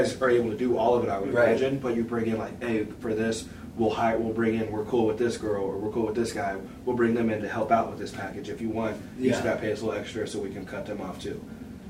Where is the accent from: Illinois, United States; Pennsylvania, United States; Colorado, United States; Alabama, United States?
Pennsylvania, United States; Pittsburgh; That's my hometown, Pittsburgh.